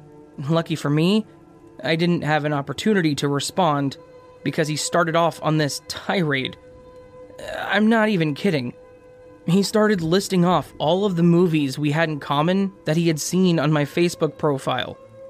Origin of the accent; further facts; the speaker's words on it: United Kingdom; I'm British, and therefore impossible for me to be impolite.